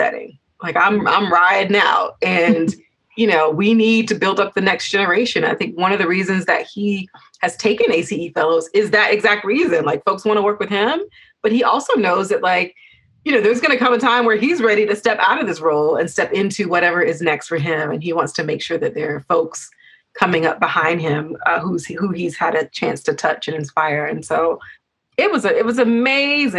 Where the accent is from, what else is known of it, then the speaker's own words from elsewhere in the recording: Georgia, United States; I'm from Georgia